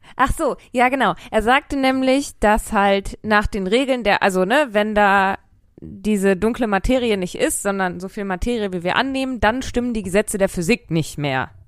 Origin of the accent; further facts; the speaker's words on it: Ruhr area, North Rhine-Westphalia, Germany; ich komme aus dem Ruhrgebiet